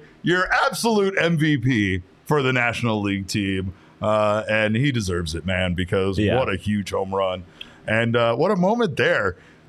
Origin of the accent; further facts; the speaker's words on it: Phoenix, Arizona, United States; I'm mostly from Phoenix, this is where I've lived the majority of my life